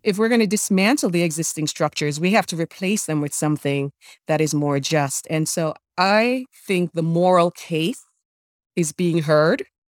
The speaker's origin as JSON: {"language": "English", "country": "Jamaica", "tie": "born or raised there", "moved": "yes", "said": "I'm an immigrant, born and raised in Jamaica"}